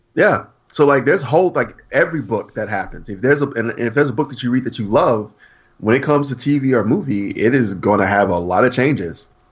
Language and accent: English; Alabama, United States; I'm from Alabama